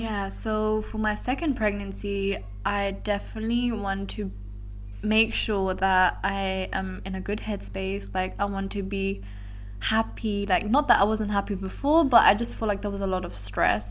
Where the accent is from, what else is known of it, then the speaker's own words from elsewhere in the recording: London, United Kingdom; now in Belgium; my hometown is London